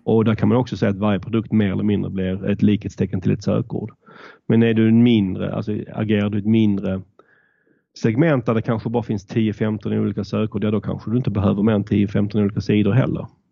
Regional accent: Malmö, Skåne, Sweden; accent: southern; moved away as an adult; also born or lived in Stockholm; som ni kanske hör så kommer jag söderifrån. Jag är född och uppvuxen i Malmö men flyttade till Stockholm för att plugga

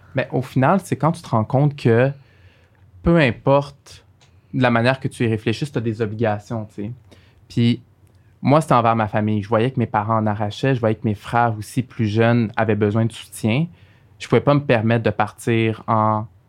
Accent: Montreal, Quebec, Canada; also born or lived in Algeria; J'ai grandi à Saint-Michel

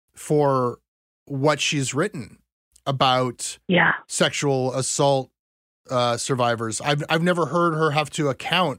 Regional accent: Ontario, Canada; we Anglos in Ontario

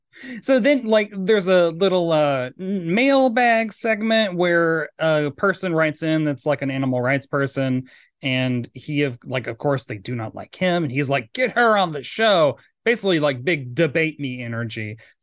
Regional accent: Tennessee, United States; I'm from Tennessee, so I assume anyone on Long Island's a Yankee liberal.

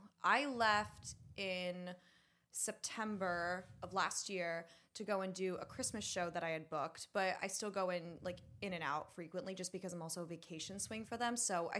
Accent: Pennsylvania, United States; I grew up in Bucks County outside of Philadelphia.

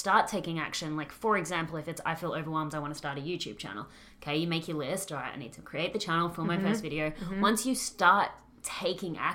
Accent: Australia; accent: Australian; my Australian accent

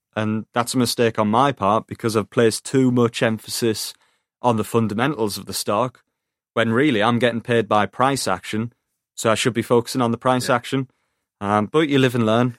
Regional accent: Teesside, North East England, United Kingdom; I'm from Teesside

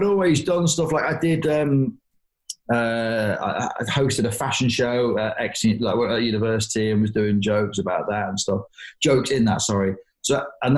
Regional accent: Grimsby, Yorkshire and the Humber, United Kingdom; moved away as an adult; also born or lived in Exeter; I grew up in Grimsby, you know, on a road called Columbia Road

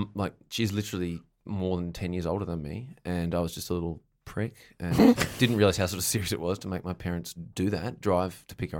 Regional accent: near Bright, Victoria, Australia; My friends in Bright, near my hometown

